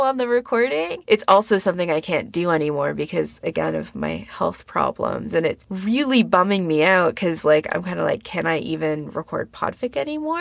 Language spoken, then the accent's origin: English; Canada; me being a Canadian